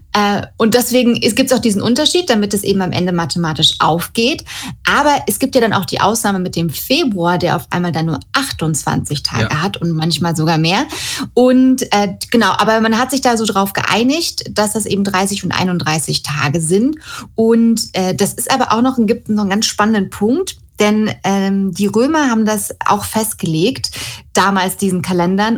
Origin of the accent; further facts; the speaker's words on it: Germany; bei uns in Deutschland